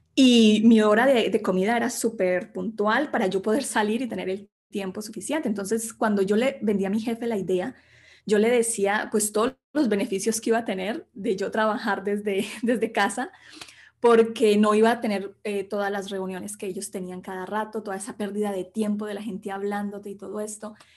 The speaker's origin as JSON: {"language": "Spanish", "town": "Sevilla", "region": "Valle del Cauca", "country": "Colombia", "tie": "born or raised there", "also_born_or_lived": "Bogotá, Colombia", "moved": "as an adult", "lives_now": "Spain", "said": "yo soy colombiana, nací en Colombia, en un pequeño pueblito que se llama Sevilla"}